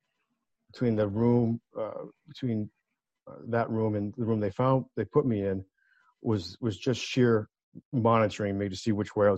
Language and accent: English; Warwick, Rhode Island, United States; Kent County Hospital in Warwick, Rhode Island, in our backyard, my backyard. I was born there on April 8th, 1970